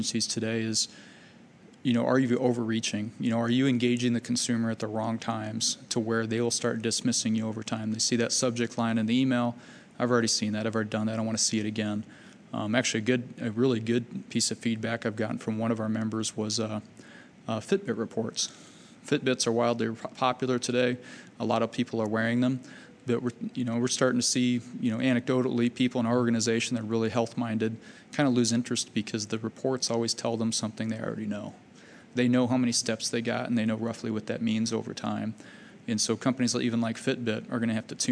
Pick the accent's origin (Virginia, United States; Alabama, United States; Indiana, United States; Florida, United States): Virginia, United States; Fairfax; I grew up in Fairfax, Virginia